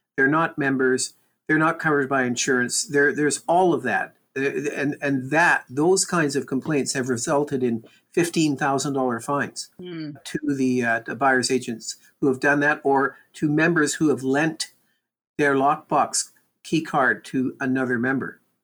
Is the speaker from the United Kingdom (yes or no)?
no; Canada; We're Canadian.